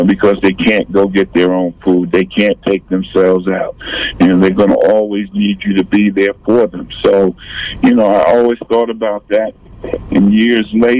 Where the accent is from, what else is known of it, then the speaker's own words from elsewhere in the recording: Lakeview, New York, United States; moved away; also born or lived in Alpharetta, Georgia; I grew up in a little area called Lakeview